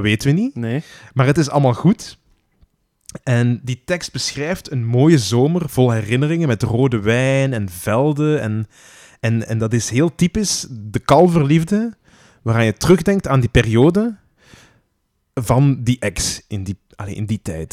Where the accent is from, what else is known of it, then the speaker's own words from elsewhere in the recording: Flanders, Belgium; wij vaak als Vlamingen